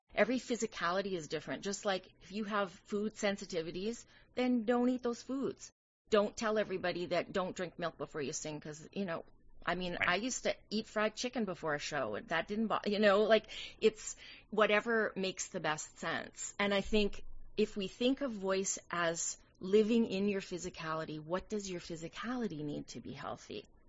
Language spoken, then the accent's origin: English; Canadian Prairies, Canada; now in New York City, United States; I'm a Canadian girl by birth. Yes, I'm from the Canadian prairies.